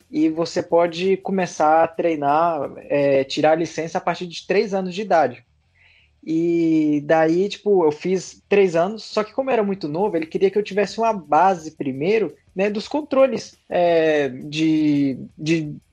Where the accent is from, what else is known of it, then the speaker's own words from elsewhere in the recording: Kanazawa, Ishikawa, Japan; born there; eu nasci no Japão, é, na cidade de Kanazawa. E ali foi onde que tudo começou